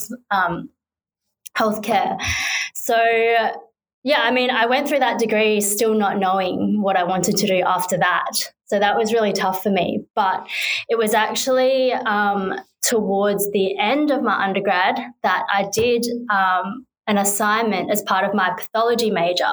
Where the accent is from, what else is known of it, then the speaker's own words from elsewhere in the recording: Perth, Western Australia, Australia; I'm from Perth. She went to a school just around the corner from the school that I went